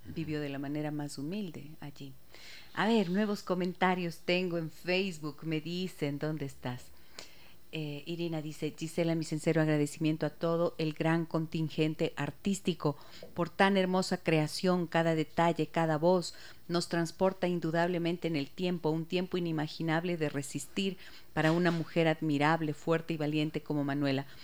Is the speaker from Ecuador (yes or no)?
yes; Ecuador; lo que somos los ecuatorianos